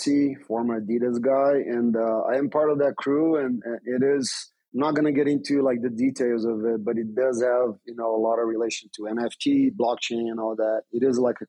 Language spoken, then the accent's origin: English; Brazil; also born or lived in United States; I'm a former pro skater from Brazil. I was born in Brazil, became a U.S. citizen, so I have dual citizenship.